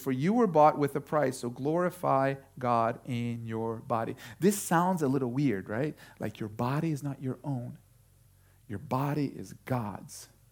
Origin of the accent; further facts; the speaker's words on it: Brazil; moved away; I was born in Brazil